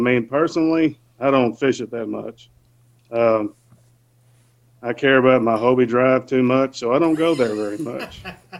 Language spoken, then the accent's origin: English; Arkansas, United States; also born or lived in northeast Texas near Paris, Texas; now in Texas, United States; originally we're both from Arkansas. We live in Texas now.